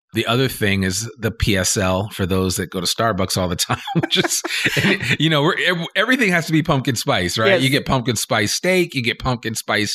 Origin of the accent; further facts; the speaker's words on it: New Jersey, United States; Whereas where I grew up in the New Jersey area and being in New England and experiencing fall, it's a little different